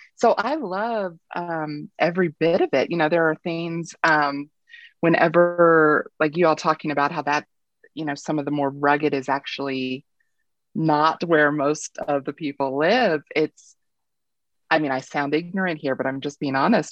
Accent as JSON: {"language": "English", "region": "Kentucky", "country": "United States", "tie": "born or raised there", "moved": "yes", "lives_now": "Colorado, United States", "said": "I grew up in Kentucky."}